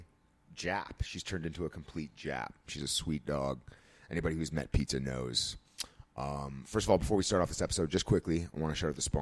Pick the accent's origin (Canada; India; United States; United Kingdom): Canada; Toronto, Ontario; I grew up in Toronto